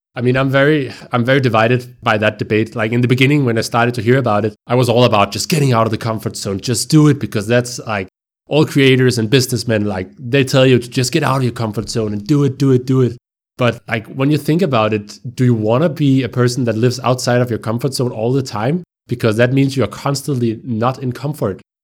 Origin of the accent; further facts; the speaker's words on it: Copenhagen, Capital Region of Denmark, Denmark; I am from Copenhagen. I'm uh, born and raised in a suburb to Copenhagen within the municipality of Copenhagen called Brøndshøj